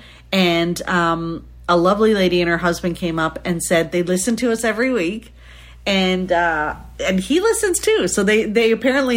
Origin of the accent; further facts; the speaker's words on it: Canada; So being Canadian